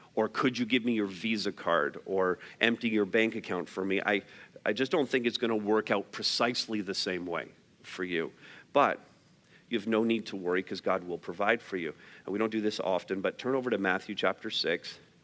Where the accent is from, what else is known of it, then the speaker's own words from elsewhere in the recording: Canada; because we're Canadian